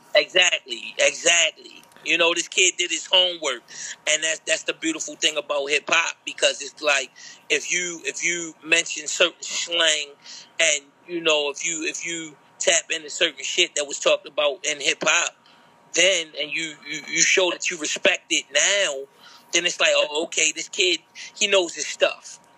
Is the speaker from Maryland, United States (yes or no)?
yes; Baltimore, Maryland, United States; being a Baltimorean homegrown